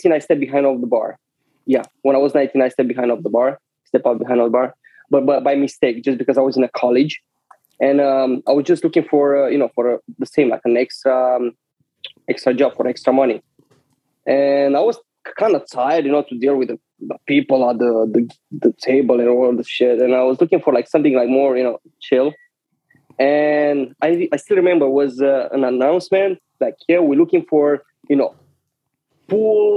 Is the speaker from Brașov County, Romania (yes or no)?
yes; Brasov, Brașov County, Romania; English is a second language; moved away as an adult; also born or lived in Romanian city near the Moldova border; now in New York, United States; Born and raised in Transylvania, more exactly in that city where it's the Dracula Castle in Brasov